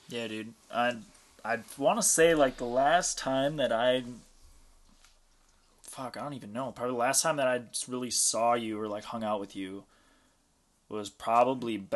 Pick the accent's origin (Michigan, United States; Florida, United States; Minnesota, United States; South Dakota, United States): Minnesota, United States; St. Paul; I'm from St. Paul.